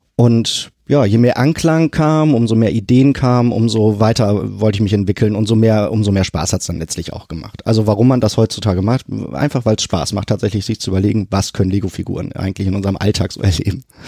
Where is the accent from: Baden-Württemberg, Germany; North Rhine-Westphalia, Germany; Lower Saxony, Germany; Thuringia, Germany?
North Rhine-Westphalia, Germany; Sprockhövel; moved away as an adult; now in Hamburg, Germany; Da, äh, da bin ich aufgewachsen und groß geworden